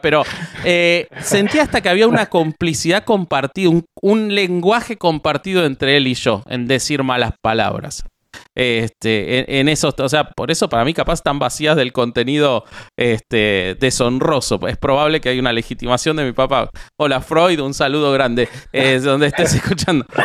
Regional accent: Argentina; yo soy argentino

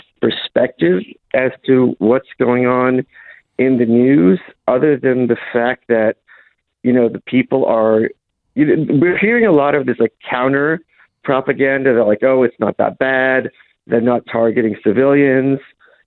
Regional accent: Lviv, Lviv Oblast, Ukraine; We're from Lviv, which is the furthest west, major city in Ukraine.

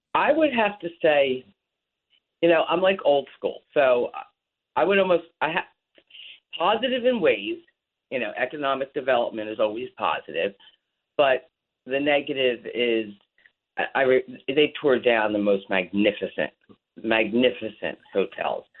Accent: Atlantic City, New Jersey, United States; now in Ventnor, United States; I was born and raised in Atlantic City

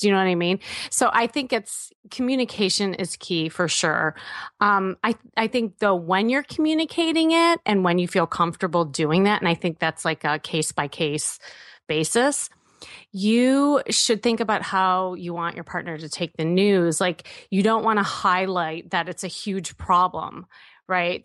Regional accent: Midwest, United States; I'm from the Midwest.

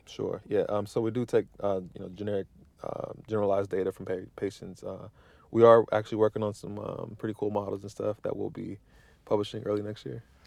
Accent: Midwest, United States; moved away; growing up in the Midwest

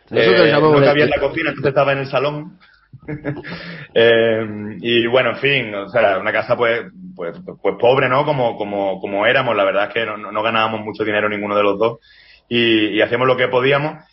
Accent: Andalusia, Spain; yo, yo soy andaluz y, eso allí predomina el flamenco, por supuesto, ¿no?

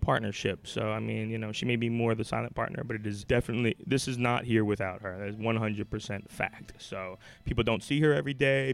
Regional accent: Philadelphia, Pennsylvania, United States; I'm from Philly. I was born and raised

